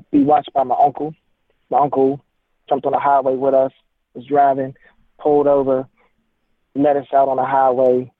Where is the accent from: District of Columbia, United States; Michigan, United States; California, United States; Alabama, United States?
District of Columbia, United States; Washington; I was born in Southeast D.C.